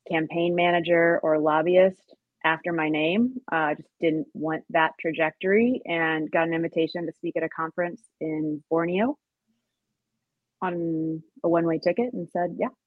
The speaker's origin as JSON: {"language": "English", "region": "Tennessee", "country": "United States", "also_born_or_lived": "Oregon / Wisconsin / Colorado / Thailand", "lives_now": "Long Beach, United States", "said": "but I'm originally from Tennessee. Uh, lived out in Oregon for a number of years, bounced around, um, lived in Wisconsin, Colorado, Thailand, parts of Africa, like really all over before landing in Long Beach, California."}